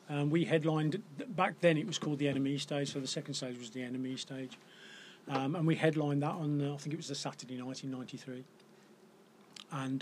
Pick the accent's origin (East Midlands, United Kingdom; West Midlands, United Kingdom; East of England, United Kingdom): West Midlands, United Kingdom; Black Country town; I grew up in Corrybonk, which is a very black country town